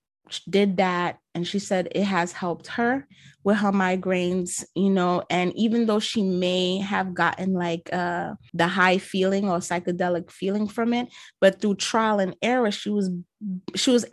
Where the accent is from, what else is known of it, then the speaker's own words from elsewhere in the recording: New York City, New York, United States; I'm a New Yorker, so I'm using the slang terms